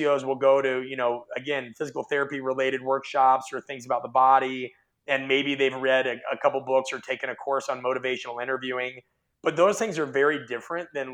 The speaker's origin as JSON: {"language": "English", "town": "Omaha", "region": "Nebraska", "country": "United States", "tie": "born or raised there", "said": "I grew up in Omaha, Nebraska"}